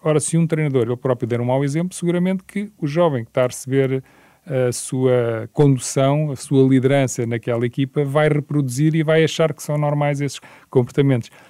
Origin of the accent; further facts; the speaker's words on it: Portugal; mas como português